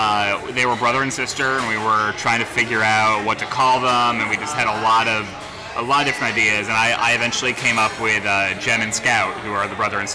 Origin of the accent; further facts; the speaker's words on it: Houston, Texas, United States; also born or lived in New Jersey / Singapore; now in New York, United States; So I moved around a lot as a kid, but I was born in New Jersey. I lived in New Jersey a couple times. I lived in Houston 3 times. I lived in Singapore in middle school.